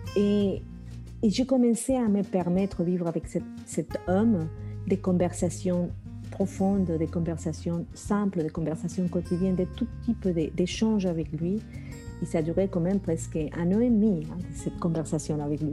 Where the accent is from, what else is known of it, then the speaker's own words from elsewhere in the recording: Colombia; moved away; était chez moi en Colombie